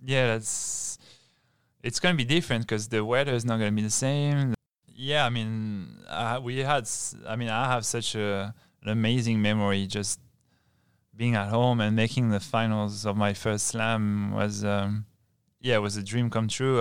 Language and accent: English; Bayonne, Nouvelle-Aquitaine, France; I'm from Bayonne, and it's, it's, uh, Biarritz is, is right next to Bayonne